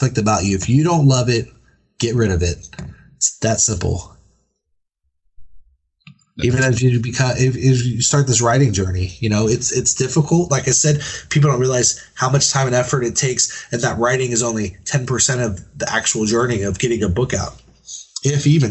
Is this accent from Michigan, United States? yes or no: no; San Antonio, Texas, United States; I'm from San Antonio, Texas